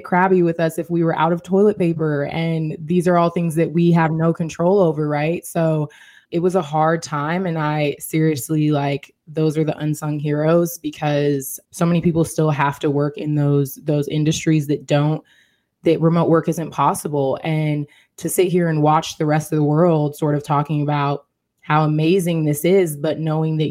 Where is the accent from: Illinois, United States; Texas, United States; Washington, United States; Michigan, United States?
Washington, United States; Seattle; moved away as an adult; now in Philadelphia, United States; prior to my move to Philadelphia, I am from Seattle, Washington